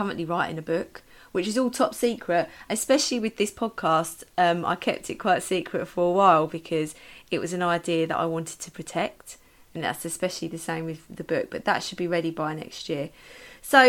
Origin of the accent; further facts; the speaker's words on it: Medway, South East England, United Kingdom; also born or lived in London; I am from Kent, Medway. Lived in Medway most of my life, apart from a short stint of a few years in London when I went to university at Brunel